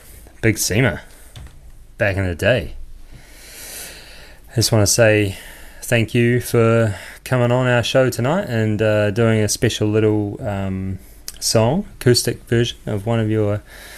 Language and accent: English; Christchurch, Canterbury, New Zealand; it's my hometown, Canterbury.